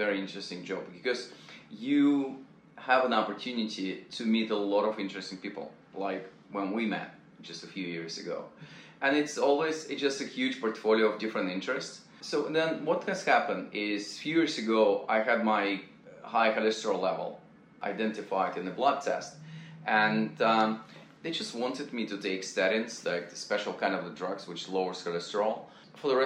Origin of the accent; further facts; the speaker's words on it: near Vladivostok, Primorsky Krai, Russia; moved away; My hometown was closer to Japan. It was 200 miles across the Japanese Sea. It was former Soviet Union